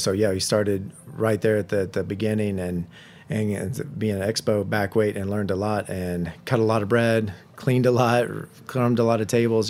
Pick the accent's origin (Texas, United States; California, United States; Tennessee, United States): Tennessee, United States; Tullahoma; moved away; So super small, but that's my hometown